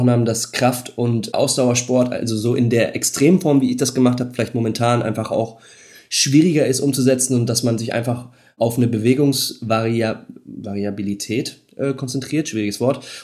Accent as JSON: {"language": "German", "country": "Netherlands", "lives_now": "Germany", "said": "ich muss sagen, ich komme aus Holland, jetzt nicht die Fahrradhochburg hier, so wie dann vielleicht eine andere Stadt Münster in der Nähe von Holland."}